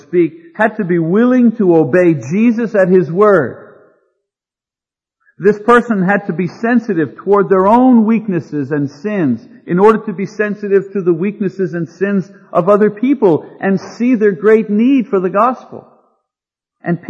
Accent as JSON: {"language": "English", "region": "Quebec", "country": "Canada", "tie": "born or raised there", "also_born_or_lived": "Montreal, Canada", "moved": "as an adult", "lives_now": "San Diego, United States", "said": "as a person born and raised in Quebec, Canada, converted and trained in Montreal"}